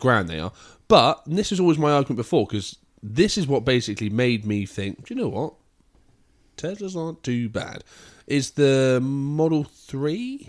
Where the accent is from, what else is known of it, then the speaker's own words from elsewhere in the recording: England, United Kingdom; I'm English, not American